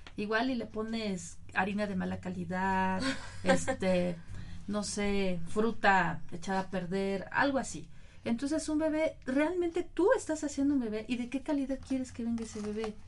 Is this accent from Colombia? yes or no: no; Mexico; nosotros como mexicanos